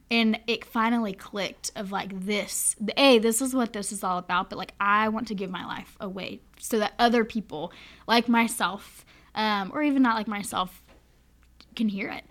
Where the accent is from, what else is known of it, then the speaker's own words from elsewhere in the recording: Charlotte, North Carolina, United States; moved away as an adult; now in Winchester, United States; I am from born and raised in Charlotte, North Carolina